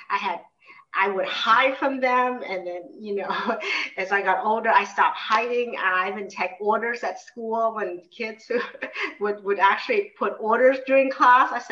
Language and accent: English; United States; now in Singapore; well, I know I'm Vietnamese American, but, but I guess being Vietnamese is make up such a huge part of me. I would say I'm Vietnamese.